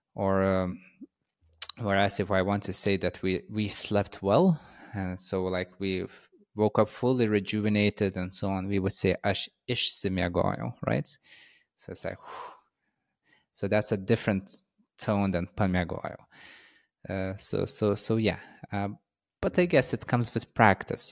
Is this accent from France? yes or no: no; Lithuania; first language Lithuanian; English is a second language